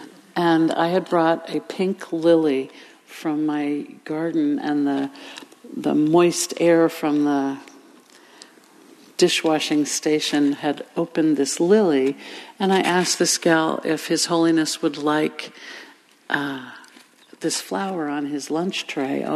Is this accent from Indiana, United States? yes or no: no; Inverness, California, United States; I started leading community singing in my hometown of Inverness